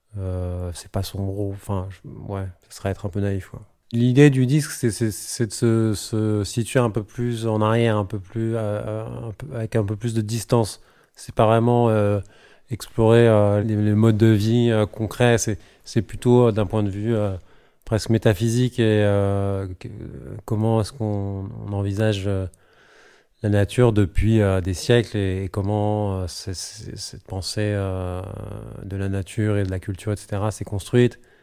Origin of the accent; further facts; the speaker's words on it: Paris, Île-de-France, France; je suis parisien